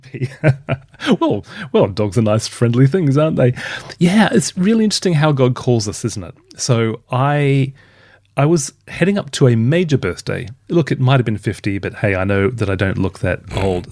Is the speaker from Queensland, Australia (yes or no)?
yes; Brisbane, Queensland, Australia; accent: softer Australian; moved away as an adult; also born or lived in Perth / Sydney; now in United Kingdom; was born and raised in Brisbane. Twenty-six years in Brisbane, only six and a half in Perth